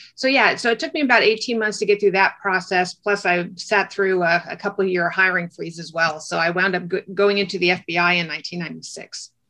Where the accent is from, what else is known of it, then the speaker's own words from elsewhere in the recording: Orange County, California, United States; I grew up in Orange County, California